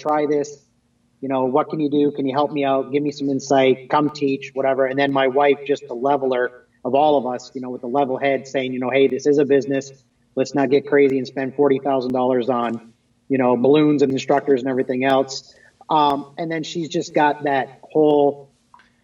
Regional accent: Wallaceburg, Ontario, Canada; moved away as an adult; now in Michigan, United States; where I was born and raised in Wallaceburg, Thamesville area, which is basically about 45 minutes over the border

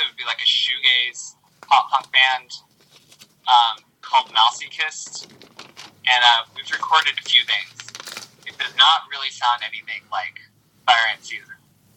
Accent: Columbus, Ohio, United States; I'm from Columbus.

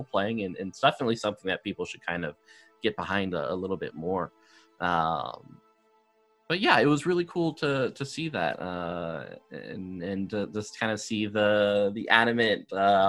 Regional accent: United States; coming from the West as an American

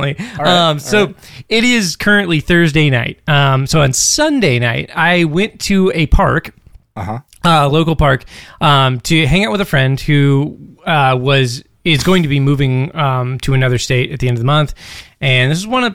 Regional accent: Alaska, United States; growing up in Alaska. Because, like, both Britt and I are from Alaska

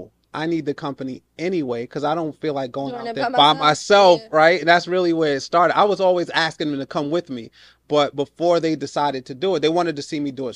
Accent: New York, United States; So I'm a New Yorker, right?

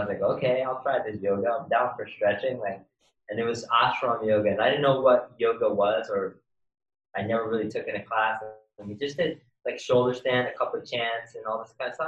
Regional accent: New York City, New York, United States; now in Los Angeles, United States; I was born and raised in Queens, New York

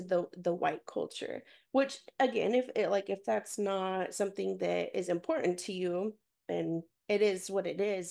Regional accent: Garland, Texas, United States; I grew up in Garland, Texas

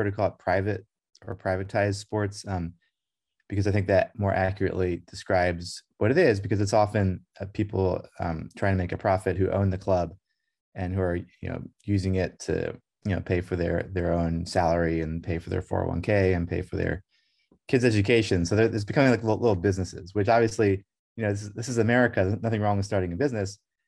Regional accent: Brussels, Brussels-Capital Region, Belgium; When I was growing up in Brussels in the 1980s, in Belgium

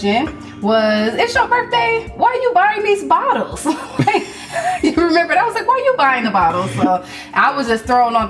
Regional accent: Cleveland, Ohio, United States; I'm from Cleveland

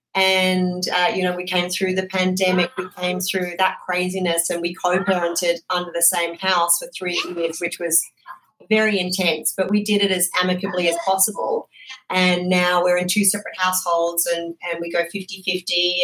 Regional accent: Australia; moved away; I'm obviously originally from Australia

